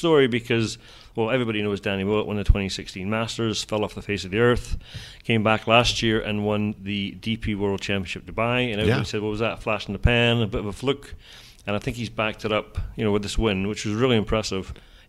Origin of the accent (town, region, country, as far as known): Scotland, United Kingdom